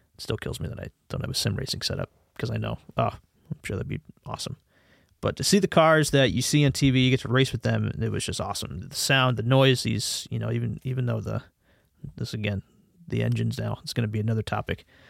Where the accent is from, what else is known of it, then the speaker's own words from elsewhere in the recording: Connecticut, United States; I am from the United States again, uh, from a state called Connecticut